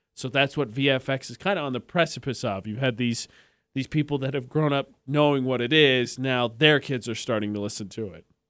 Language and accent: English; Indiana, United States; moved away as an adult; also born or lived in New Mexico; now in Logan, United States; The top forty station I worked at in my hometown is the oldest running top forty station in the state of Indiana